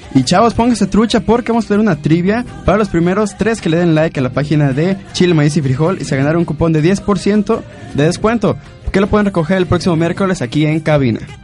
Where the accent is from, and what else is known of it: Mexico